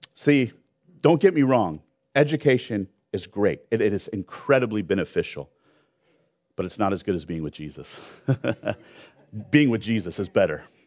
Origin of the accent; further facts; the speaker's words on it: Long Beach, California, United States; also born or lived in Orange County; I grew up in Long Beach